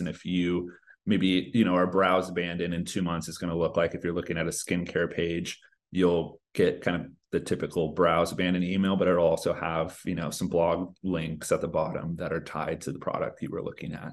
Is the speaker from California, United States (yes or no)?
yes; Northern California, United States; also born or lived in Los Angeles; I grew up in Northern California, always lived in California, but right now based